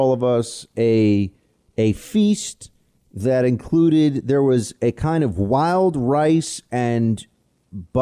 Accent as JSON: {"language": "English", "town": "New York City", "region": "New York", "country": "United States", "tie": "born or raised there", "said": "my hometown, for my city"}